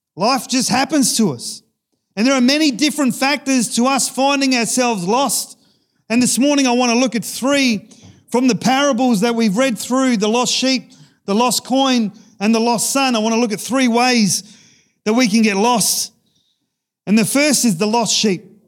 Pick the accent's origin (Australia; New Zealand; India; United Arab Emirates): Australia; growing up in Sejuna, we had a church picnic